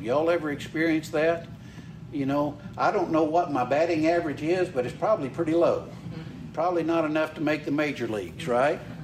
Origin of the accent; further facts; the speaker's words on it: Carthage, Mississippi, United States; I was born and raised in Mississippi. Uh, grew up over in Carthage, uh, right in the middle of the state.